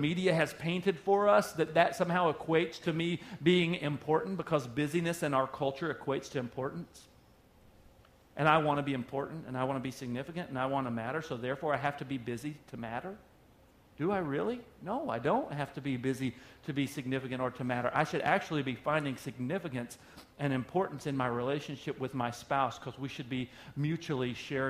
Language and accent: English; Oklahoma, United States; moved away; I'm from Oklahoma originally. That's where I was born